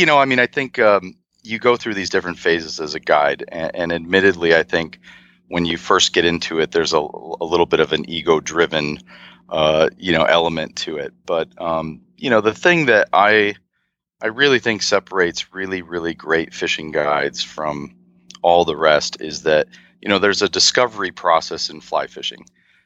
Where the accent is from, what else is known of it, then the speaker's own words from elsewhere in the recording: Milwaukee, Wisconsin, United States; I grew up in the Midwest, just outside of Milwaukee, Wisconsin.